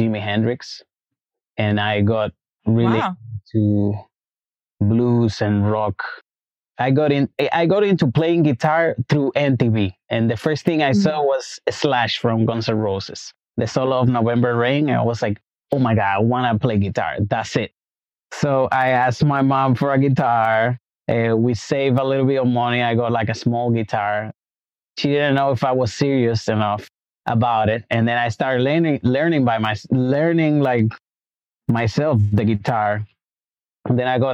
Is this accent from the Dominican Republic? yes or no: yes; Santo Domingo, Dominican Republic; also born or lived in Brooklyn, New York; now in New York, United States; I'm from Dominican Republic, Santo Domingo, born and raised.